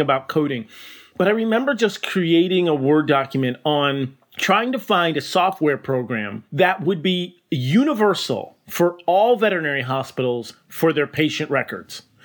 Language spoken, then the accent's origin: English; Burlington, Connecticut, United States; I grew up in Burlington, Connecticut